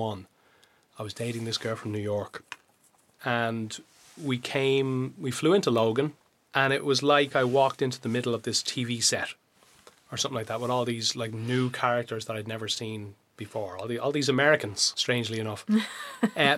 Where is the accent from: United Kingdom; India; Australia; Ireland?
Ireland; also born or lived in Westmeath; now in United States; we're just Irish. We've always been Irish and all our family is Irish